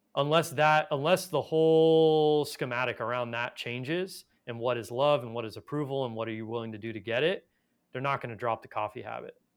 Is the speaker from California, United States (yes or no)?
yes; Los Angeles, California, United States; I was born in Los Angeles